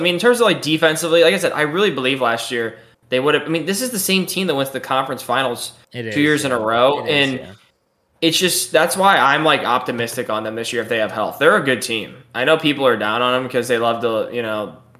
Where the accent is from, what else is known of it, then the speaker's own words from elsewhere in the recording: St. Louis, Missouri, United States; I'm from St. Louis, so it's not even like I like hate the Leafs.